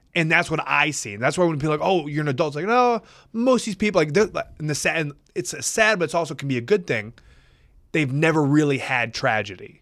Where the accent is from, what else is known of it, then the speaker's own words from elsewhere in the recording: Wisconsin, United States; I'm from Midwest boy from Wisconsin